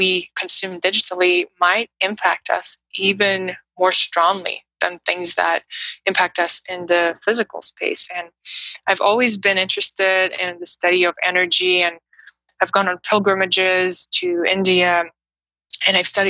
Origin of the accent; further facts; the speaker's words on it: Moscow, Russia; English is a second language; moved away as an adult; also born or lived in New York City, United States / Brooklyn, United States; now in United States; I grew up in Russia, in Moscow, which is a huge busy city